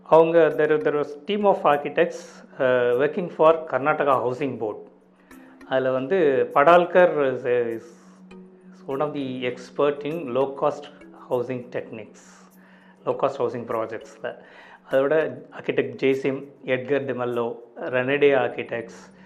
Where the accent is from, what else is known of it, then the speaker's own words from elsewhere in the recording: Pudukkottai, Tamil Nadu, India; also born or lived in Valayapatti; வளையப்பட்டின்னு என்னுடைய சொந்த ஊர் நாங்கள் இப்போ பிறந்தது புது இப்போ வளர்ந்ததெல்லாம் புதுக்கோட்டை